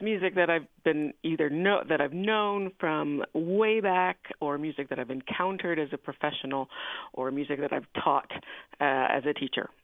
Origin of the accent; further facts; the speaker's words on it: Buffalo, New York, United States; moved away as an adult; also born or lived in Houston, Texas / Augusta, Georgia; now in Pomona, United States; I was born in Buffalo, New York